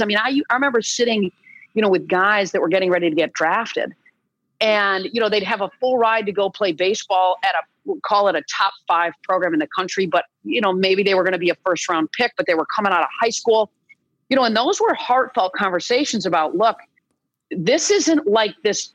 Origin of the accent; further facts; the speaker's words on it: East Lansing, Michigan, United States; I grew up in East Lansing, Michigan